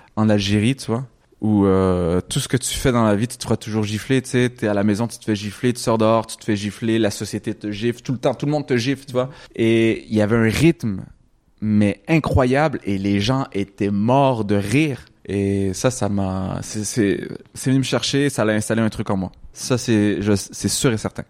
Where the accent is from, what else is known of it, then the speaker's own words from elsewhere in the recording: Quebec, Canada; j'étais au Québec, j'ai grandi au Québec, je suis né au Québec